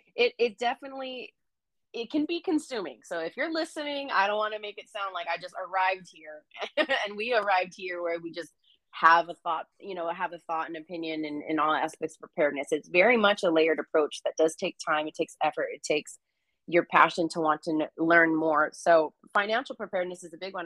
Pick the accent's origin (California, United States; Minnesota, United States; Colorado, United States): California, United States; San Jose; moved away as an adult; now in Northern California, United States; I grew up in California, grew up in the Bay. That's just how we talk